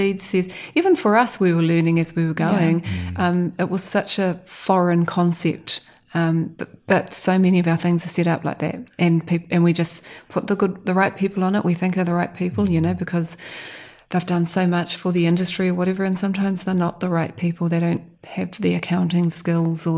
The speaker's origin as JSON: {"language": "English", "region": "Waikato Tainui", "country": "New Zealand", "said": "I'm from Waikato Tainui"}